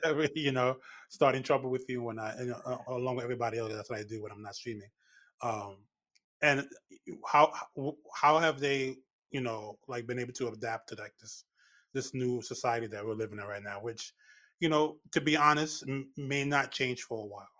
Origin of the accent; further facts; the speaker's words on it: New York City, New York, United States; now in Westchester County, United States; I'm born and raised in the Bronx